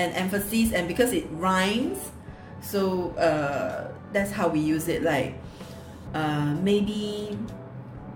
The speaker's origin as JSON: {"language": "English", "country": "Singapore"}